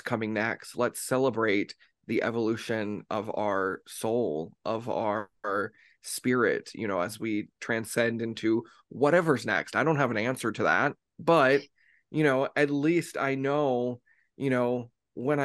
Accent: United States; growing up, at least in the United States

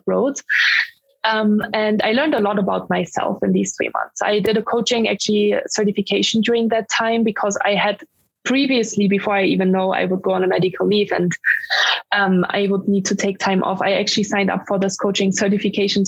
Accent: Germany; English is a second language; moved away as an adult; also born or lived in Dublin, Ireland / Mountain View, California, United States; I'm from Germany, because people wonder where my accent is from when I speak English.

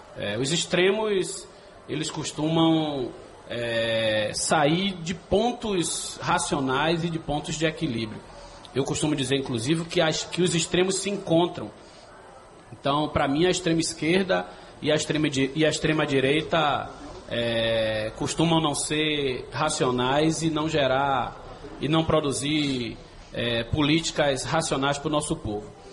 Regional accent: Salvador, Bahia, Brazil; also born or lived in Nordeste de Amaralina, Salvador; Eu sou criado no Engenho Velho da Federação, na Baixa da Égua, né, na Rua Fonte do Forno. Vivi até os 13 anos no Engenho Velho da Federação. É, depois vivi minha adolescência e juventude no Nordeste da Maralina

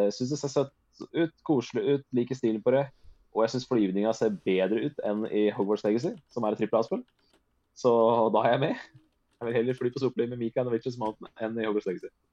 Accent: Norway; jeg er norsk

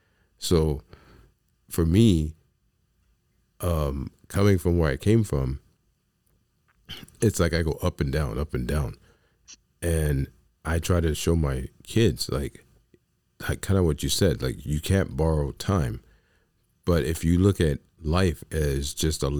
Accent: New York City, New York, United States; I come from the South Bronx.

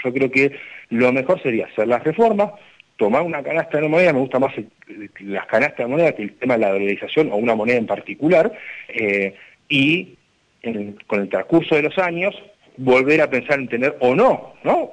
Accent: Argentina

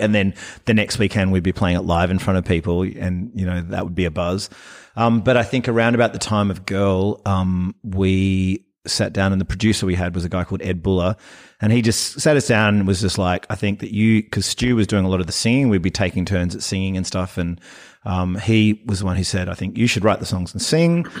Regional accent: Fremantle, Western Australia, Australia; I am from Fremantle

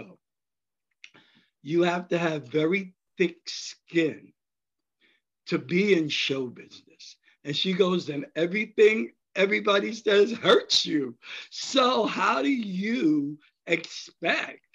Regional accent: New York City, New York, United States; I grew up in the Bronx

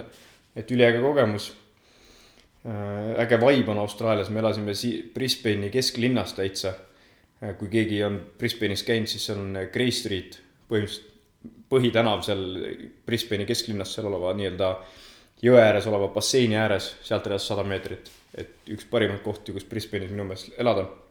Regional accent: Otepää, Valga County, Estonia; also born or lived in Tartu; tegelikult olen Otepää külje alt, kaheksa kilomeetrit Otepääst nii-öelda Tartu poole, Nõuni külast pärit

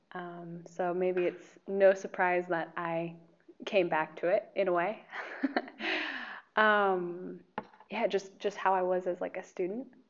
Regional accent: Medford, Oregon, United States; moved away as an adult; now in Slovakia; I'm from uh, Oregon. Medford, Oregon is my hometown

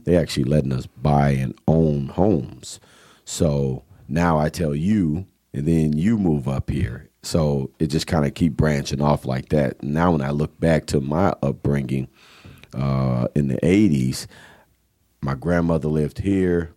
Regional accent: Kenosha, Wisconsin, United States; growing up in Kenosha on the south side in the Lincoln Park neighborhood

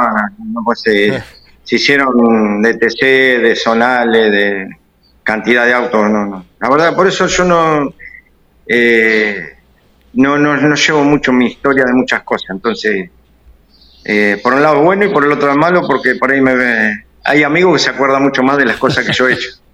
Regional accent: Azucena, Buenos Aires, Argentina; yo me crié en Azucena, eh, Azucena y Tandil

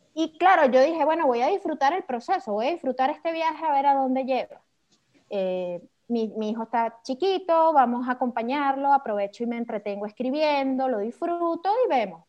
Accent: Venezuela; accent: caraqueño; yo soy venezolana

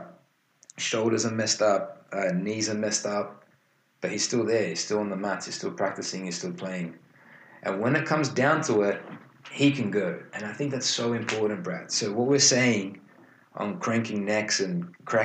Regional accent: Australia; even though we're Australian.

